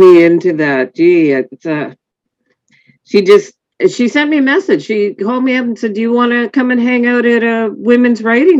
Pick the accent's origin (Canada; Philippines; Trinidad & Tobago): Canada; Galiano Island, British Columbia; I grew up on Galliano.